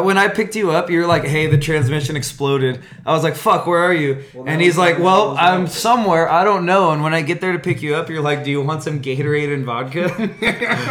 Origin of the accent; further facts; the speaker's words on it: Norco, California, United States; I grew up in Norco